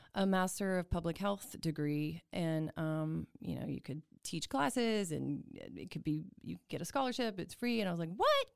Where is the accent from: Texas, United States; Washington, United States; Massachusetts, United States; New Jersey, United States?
Texas, United States; Houston; also born or lived in New York; now in Waco, United States; I grew up in Houston